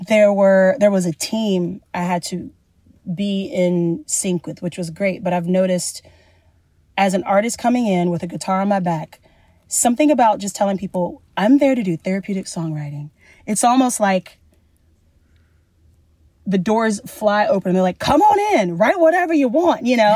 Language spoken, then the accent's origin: English; the South, United States; I grew up in the South, so I'm also a very kind Southern woman